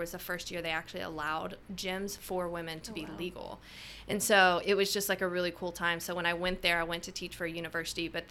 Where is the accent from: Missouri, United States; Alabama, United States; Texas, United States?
Alabama, United States; moved away as an adult; now in Jeddah, Saudi Arabia; I'm originally from Alabama in the States